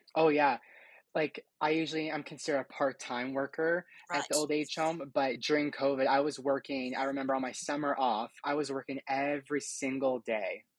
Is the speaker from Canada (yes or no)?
yes; Hamilton, Ontario, Canada; I'm from Hamilton, Ontario. I was born and raised here.